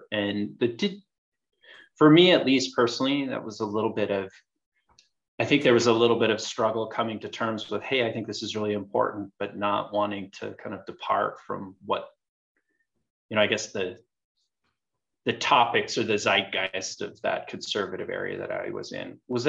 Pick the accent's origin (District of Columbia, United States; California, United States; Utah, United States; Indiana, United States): Utah, United States; I grew up here in Utah and grew up in an area that was politically conservative for the most part, conservative neighborhood.